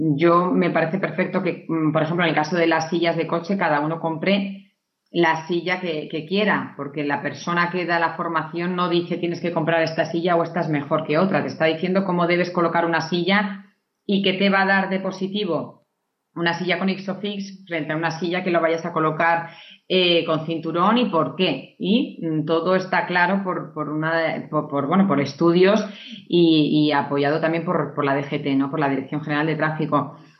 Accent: Navarre, Spain; yo soy de, Navarra

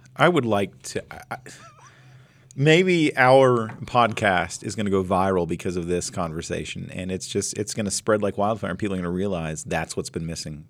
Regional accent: Flint Hills, Kansas, United States; right outside my hometown, I seventy, right through the Flint Hills

